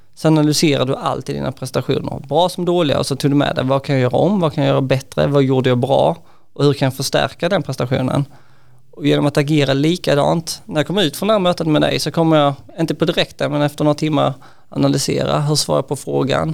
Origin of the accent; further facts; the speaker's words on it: Hässleholm, Skåne, Sweden; Vi har vårt säte i Hässleholm där jag kommer ifrån.